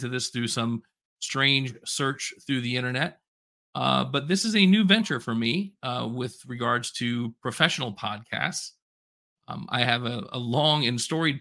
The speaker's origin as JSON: {"language": "English", "area": "Polk County", "region": "Florida", "country": "United States", "tie": "born or raised there", "said": "I grew up in Polk County"}